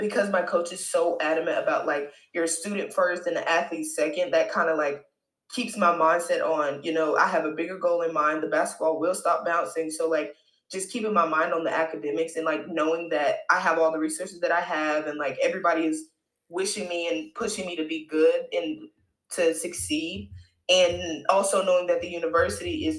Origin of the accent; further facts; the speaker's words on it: Raleigh, North Carolina, United States; because I'm from North Carolina and I'm from Raleigh